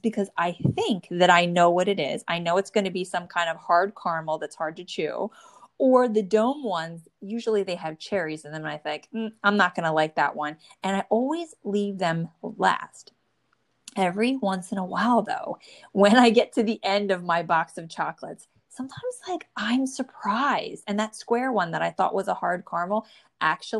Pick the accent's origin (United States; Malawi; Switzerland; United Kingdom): United States; New Jersey; born or raised there